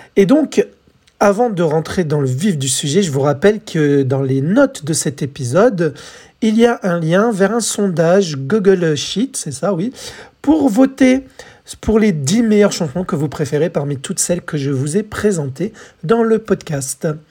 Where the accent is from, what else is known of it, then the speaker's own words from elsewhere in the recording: France; chez nous en France